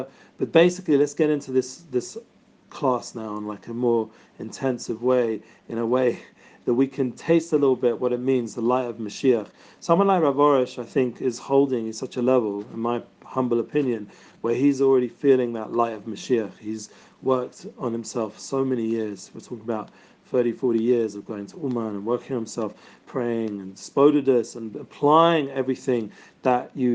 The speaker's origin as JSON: {"language": "English", "region": "London", "country": "United Kingdom", "said": "I'm from London, so hopefully I'm speaking enough English"}